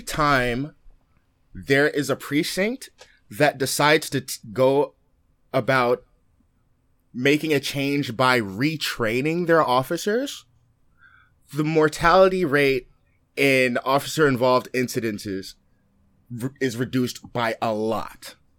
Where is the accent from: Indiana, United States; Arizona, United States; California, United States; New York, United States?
California, United States; Oakland; being from Oakland, growing up in Oakland